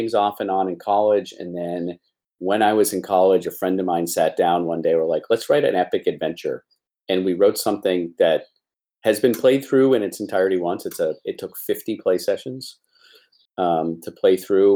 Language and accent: English; Portland, Maine, United States; I was born in Portland, Maine